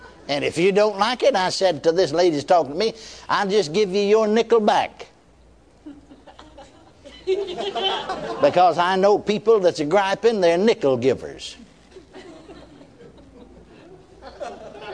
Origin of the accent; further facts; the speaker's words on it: McKinney, Texas, United States; my hometown, McKinney, Texas